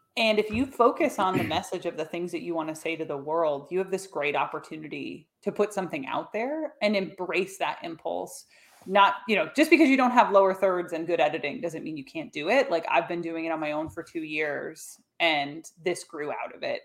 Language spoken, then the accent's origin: English; United States; my hometown where I now live, about three hours north of the city